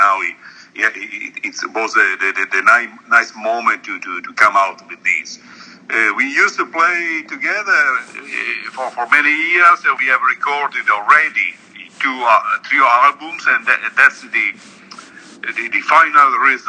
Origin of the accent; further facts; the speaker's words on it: Trieste, Friuli-Venezia Giulia, Italy; Actually, I live in Trieste, which is a city at the top of the Adriatic Sea, so it's bordering to Slovenia and very close to Austria